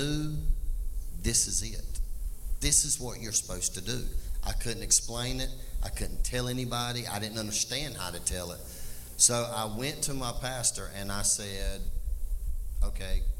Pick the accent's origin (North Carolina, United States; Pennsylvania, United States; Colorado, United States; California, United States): North Carolina, United States; Laurel Hill; I was raised typical in Laurel Hill.